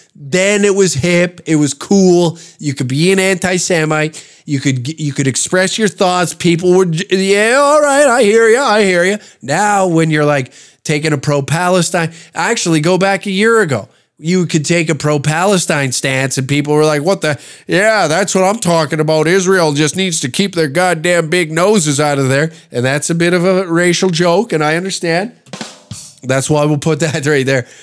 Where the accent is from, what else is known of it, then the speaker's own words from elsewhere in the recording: Canada; the joy of being Canadian